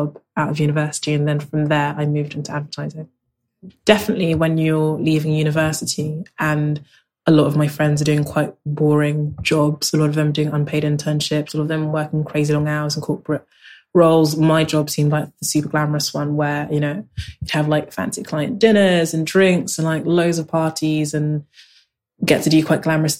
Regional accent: London, United Kingdom; also born or lived in Lagos, Nigeria; I grew up in South London, and I'm very much a South Londoner.

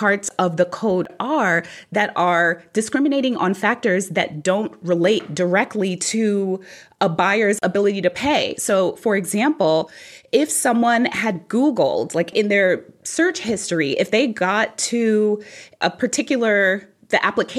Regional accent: New York City, New York, United States; I grew up in New York City

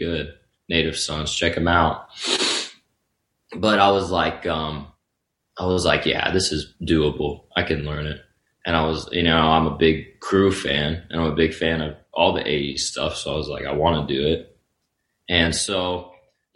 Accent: North Carolina, United States; now in Nashville, United States; I'm from North Carolina

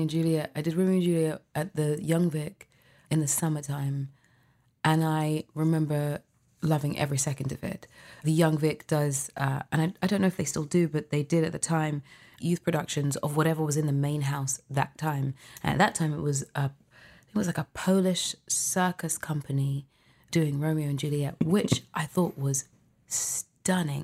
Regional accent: London, United Kingdom; I was born in London, UK.

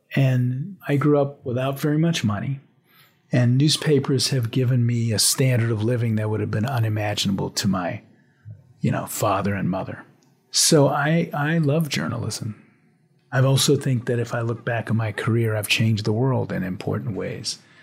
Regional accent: New Orleans, Louisiana, United States; moved away as an adult; now in New York, United States; I grew up in the 1960s in the Deep South in New Orleans

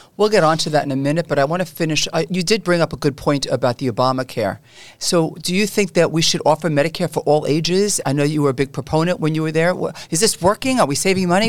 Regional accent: New York City, New York, United States; I grew up in Canarsie

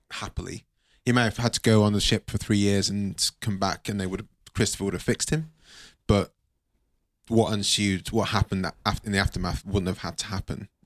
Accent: Nigeria; I'm Nigerian

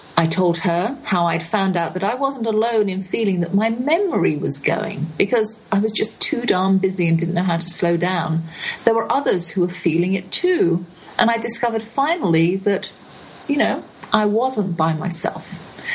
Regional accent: England, United Kingdom; moved away as an adult; also born or lived in Texas; I'm English

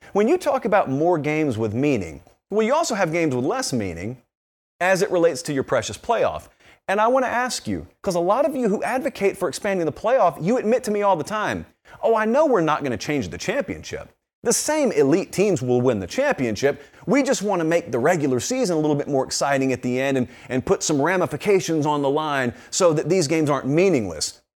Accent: the South, United States; I grew up in the South

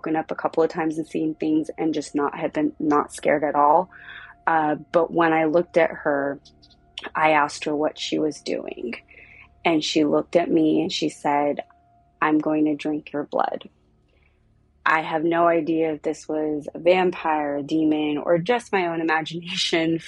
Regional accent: Southern California, United States; also born or lived in South Pasadena, California; I am from Southern California.

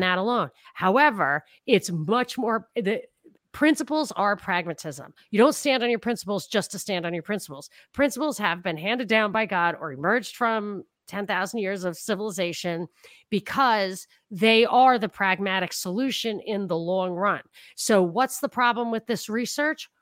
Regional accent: New York, United States; I grew up in New York

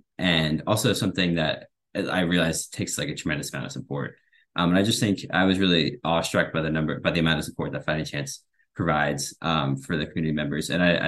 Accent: Southampton, New York, United States; I grew up in Southampton.

